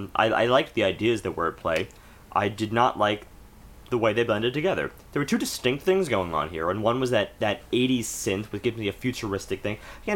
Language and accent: English; United States; We're American